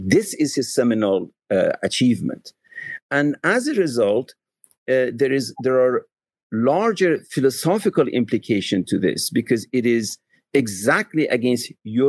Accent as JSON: {"language": "English", "region": "New York", "country": "United States", "said": "I said, \"I come from New York, ma'am.\" And she said, \"But I do detect a little bit of accent.\""}